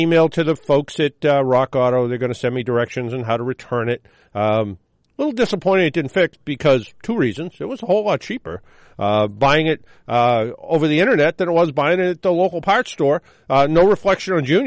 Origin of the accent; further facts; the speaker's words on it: Boston, Massachusetts, United States; we're from Boston